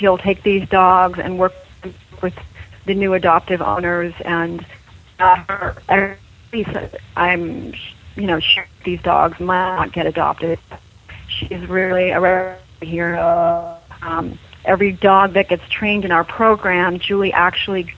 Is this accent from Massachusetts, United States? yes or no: yes; Massachusetts, United States; now in Los Angeles, United States; I'm originally from Massachusetts